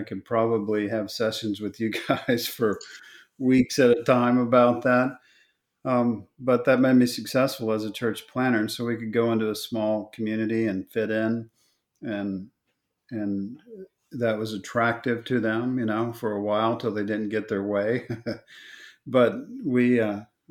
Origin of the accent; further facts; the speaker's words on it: Oklahoma, United States; moved away; also born or lived in Texas; I was born in Oklahoma